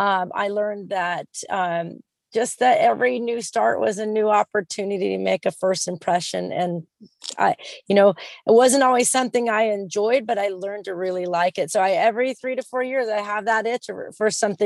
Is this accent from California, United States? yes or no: yes; San Diego, California, United States; also born or lived in Texas / Utah / Washington State / South Carolina; I'm originally from San Diego, California, but I'm a native rat. So I've lived all over the place. I've lived in Texas, Utah, Washington State, South Carolina, North Carolina, Tennessee, New York, Georgia.